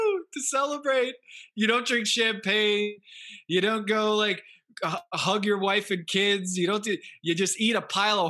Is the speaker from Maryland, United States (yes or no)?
no; Westport, Connecticut, United States; I grew up in Westport, Connecticut, okay? So every one of my friends are Yankees fans.